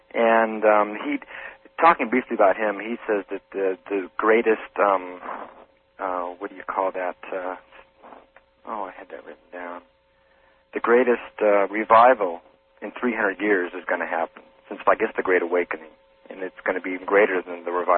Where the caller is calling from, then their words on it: Phoenix, Arizona, United States; Phoenix, Arizona.